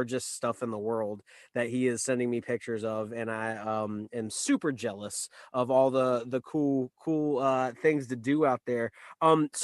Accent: Wilmington, United States; here in Wilmington, where I am born and raised, when people find out that I've lived here my entire life

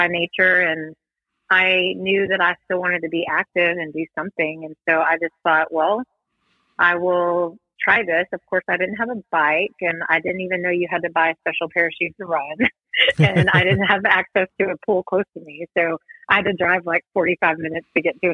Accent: East Texas, United States; moved away as an adult; now in Fort Worth, United States; I am from East Texas, actually, originally. Came from Long Beach, Texas

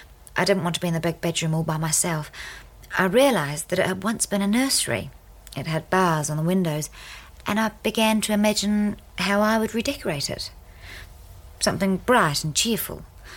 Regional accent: New Zealand; also born or lived in India; No, I was born in India. My father was a British Army officer. My mother died a year or two after giving birth to me, and he sent me to be brought up by her people in New Zealand.

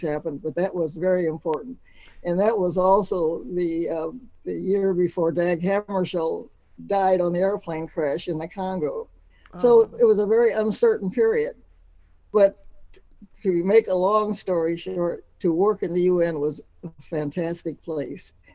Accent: Cleveland, Ohio, United States; I was born in Cleveland, Ohio, back in 1927

